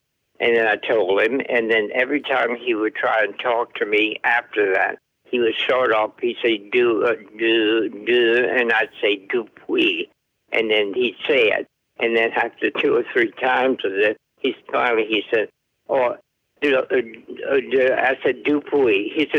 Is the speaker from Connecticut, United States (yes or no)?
no; Gueydan, Louisiana, United States; now in Arkansas, United States; I was born in Gaydon, G-U-E-Y-D-A-N, Gaydon, Louisiana. I'm a Cajun.